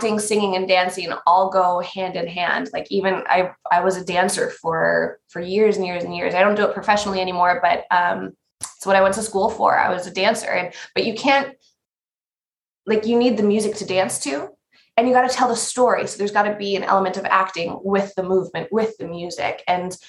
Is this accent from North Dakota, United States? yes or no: yes; North Dakota, United States; moved away; also born or lived in New York City; I'm from North Dakota